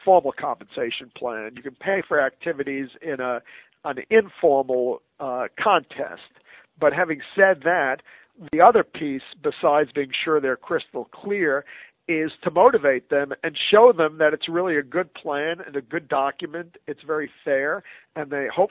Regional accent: United States; an American citizen

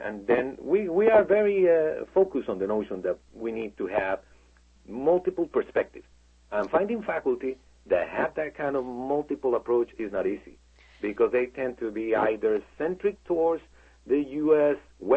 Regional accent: Colombia; now in United States; I'm originally from Colombia

